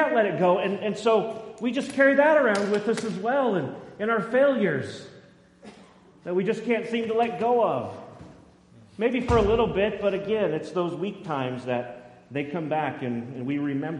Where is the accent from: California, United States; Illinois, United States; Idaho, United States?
Idaho, United States; Boise; also born or lived in McCall; growing up in Boise